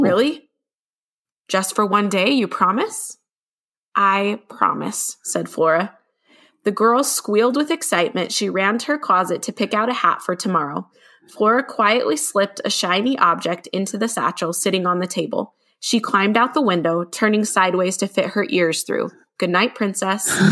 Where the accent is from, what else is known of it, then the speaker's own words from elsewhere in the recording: Utah, United States; I'm from Little Utah